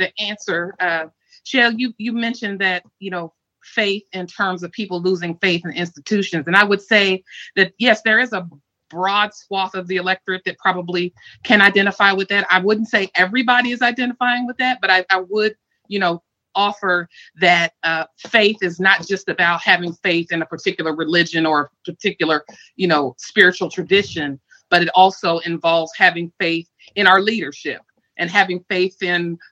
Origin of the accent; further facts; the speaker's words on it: Ohio, United States; now in Washington, D.C., United States; I am in Washington, D.C. I'm originally from Ohio